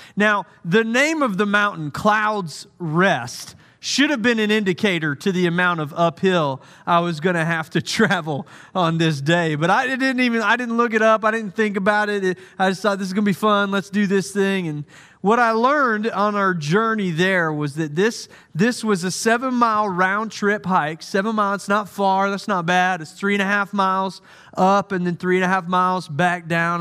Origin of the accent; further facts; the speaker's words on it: United States; also born or lived in Santa Clara, California; I'm American